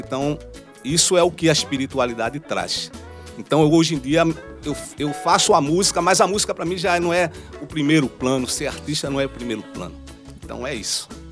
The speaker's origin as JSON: {"language": "Portuguese", "town": "Recife", "region": "Pernambuco", "country": "Brazil", "said": "Eu saí da mostardinha, fui pro mundo"}